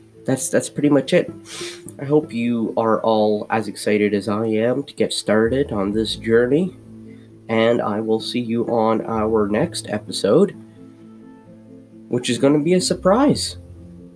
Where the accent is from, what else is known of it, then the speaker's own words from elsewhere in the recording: Ottawa, Ontario, Canada; also born or lived in Amman, Jordan / Iraq (parents); I moved to Canada when I was 8